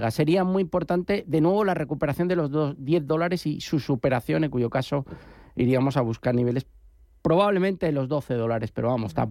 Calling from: Getafe, Community of Madrid, Spain; Hola, buenos días. … de Getafe.

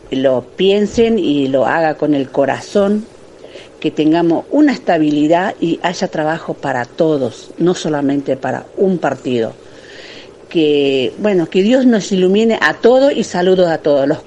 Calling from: Bernal, Buenos Aires Province, Argentina; Hola, buenas noches. Este … de Bernal.

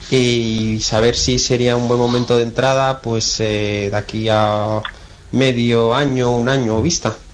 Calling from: Madrid, Community of Madrid, Spain; Hola, buenas tardes. … de Madrid

